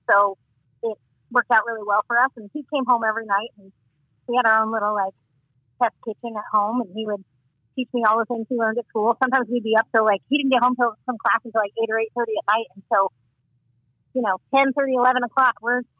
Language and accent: English; Midwest, United States; moved away as an adult; also born or lived in Central Illinois / Colorado / Florida; we grew up in the Midwest. We are both middle children